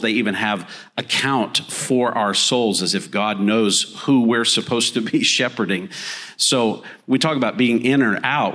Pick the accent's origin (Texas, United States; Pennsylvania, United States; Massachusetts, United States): Texas, United States; Texas panhandle, United States; moved away as an adult; also born or lived in Granada Hills, Los Angeles, California; I was raised in the Texas panhandle